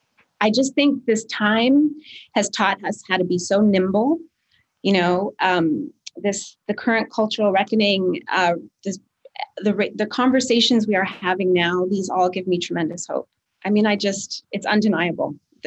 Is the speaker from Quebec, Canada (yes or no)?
yes; Quebec, Canada; And I grew up in a really white suburb outside of Montreal, and it's still just, I don't know. It's the way we're raised in Canada